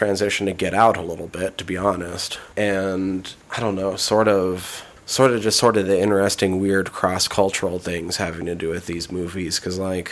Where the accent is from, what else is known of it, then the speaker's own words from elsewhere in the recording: Montana, United States; I'm from Montana, grew up here in Montana.